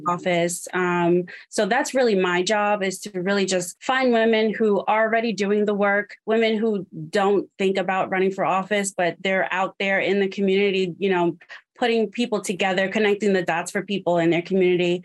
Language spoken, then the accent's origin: English; New York, United States; I'm originally from New York